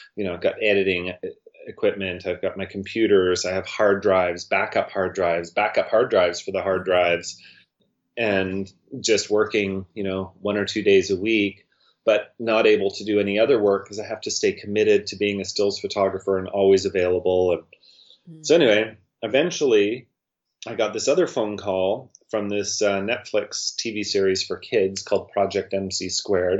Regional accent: Winlaw, British Columbia, Canada; I'm from Winlaw

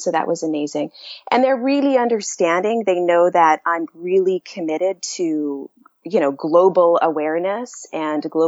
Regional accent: Canada; moved away; also born or lived in United States; I'm Canadian

